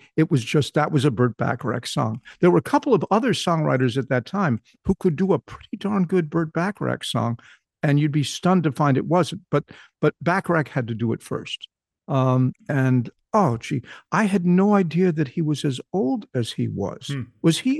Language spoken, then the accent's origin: English; North West England, United Kingdom; born there; I was born much to my surprise, just outside Manchester, England